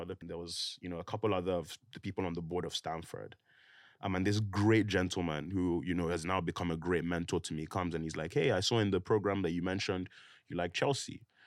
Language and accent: English; Nigeria; moved away; also born or lived in United Kingdom; I grew up there